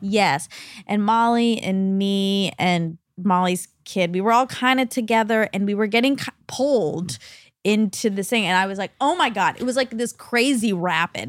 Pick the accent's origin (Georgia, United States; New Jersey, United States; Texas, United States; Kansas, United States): Georgia, United States; Atlanta; I'm from Atlanta, so I have a allegiance to Coke.